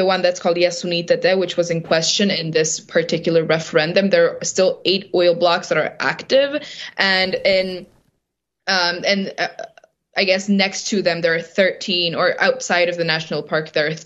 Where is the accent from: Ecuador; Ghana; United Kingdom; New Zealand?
Ecuador; Sarayaku, Ecuadorian Amazon, Pastaza; I grew up in Sarayaku, which is a community here in the Ecuadorian Amazon